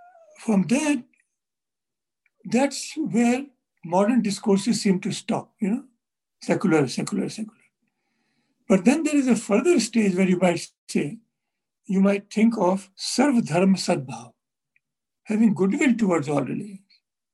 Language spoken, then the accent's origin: English; India; Since we are both from India, we can use some terms which are current in India.